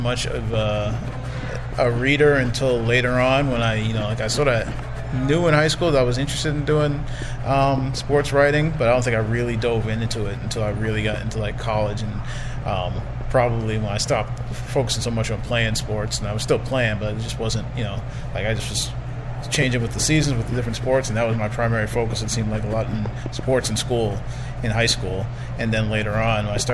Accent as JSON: {"language": "English", "region": "Massachusetts", "country": "United States", "tie": "born or raised there", "moved": "yes", "said": "I grew up in Massachusetts, but because of my family being from New Jersey"}